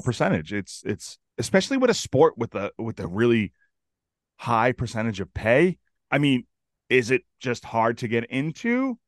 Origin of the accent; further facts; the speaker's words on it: Chelsea, Massachusetts, United States; I grew up in Chelsea